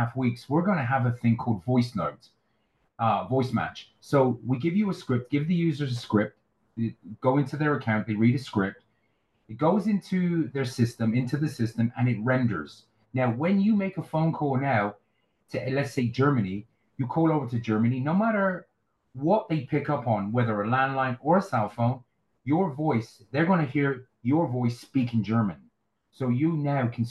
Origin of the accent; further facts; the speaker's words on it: United Kingdom; moved away as an adult; now in Las Vegas, United States; I'm from a place at 2.5 hours west of London, a little country village in England.